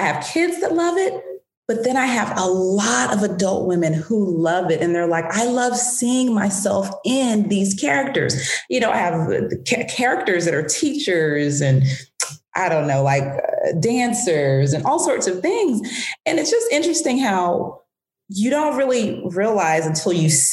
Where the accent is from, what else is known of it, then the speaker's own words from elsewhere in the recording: Atlanta, Georgia, United States; also born or lived in France / Washington, D.C.; I grew up in Atlanta. I left Atlanta at 17 for college